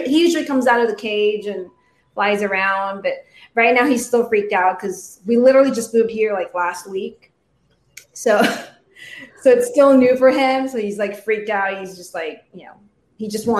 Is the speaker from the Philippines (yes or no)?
yes; Philippines; moved away as an adult; now in United States; I was actually born and raised in the Philippines